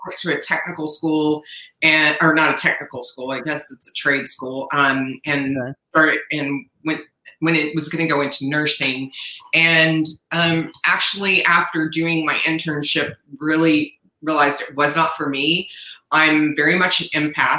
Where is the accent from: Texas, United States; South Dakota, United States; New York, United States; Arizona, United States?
Texas, United States; San Antonio; I was born and raised in San Antonio, Texas